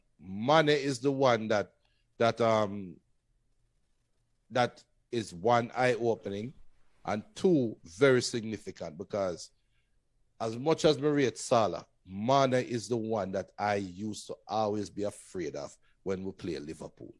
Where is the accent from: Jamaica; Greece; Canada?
Jamaica